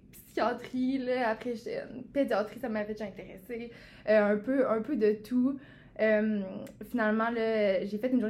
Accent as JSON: {"language": "French", "town": "Quebec City", "region": "Quebec", "country": "Canada", "said": "je viens de Québec, moi, en fait."}